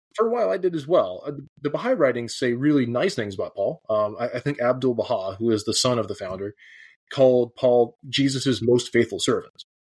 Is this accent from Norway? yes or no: no; the South, United States; moved away as an adult; now in Edinburgh, United Kingdom; I grew up evangelical in the South